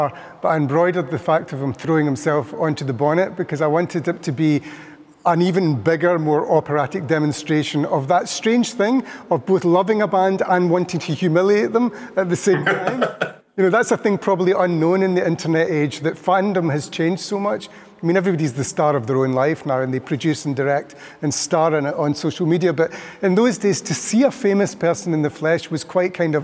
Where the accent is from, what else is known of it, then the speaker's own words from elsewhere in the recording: Scotland, United Kingdom; we are from Scotland